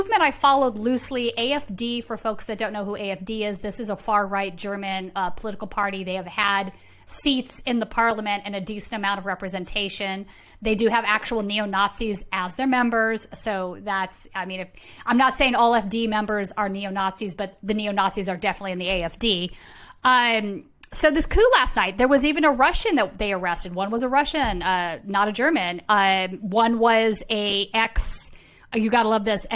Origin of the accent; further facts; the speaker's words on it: Sweden; moved away; Sweden, my home country